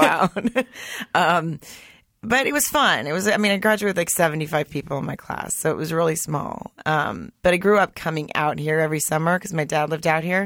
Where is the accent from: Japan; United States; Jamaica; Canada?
United States; Arkansas; moved away as an adult; also born or lived in Germany / Hollywood / Studio City; now in Los Angeles, United States; I grew up in the South. I grew up in a small town in Arkansas